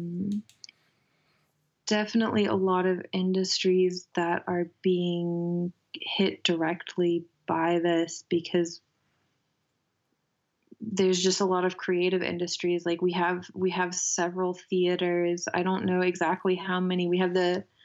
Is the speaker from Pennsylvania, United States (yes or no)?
no; Asheville, North Carolina, United States; moved away as an adult; now in Freiburg, Germany; I grew up in Asheville. I'm half American, half German.